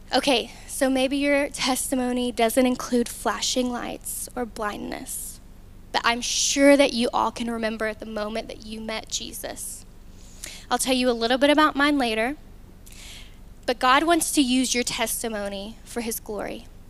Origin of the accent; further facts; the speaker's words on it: Newport, Arkansas, United States; moved away as an adult; now in Conway, United States; I'm from a small town called Newport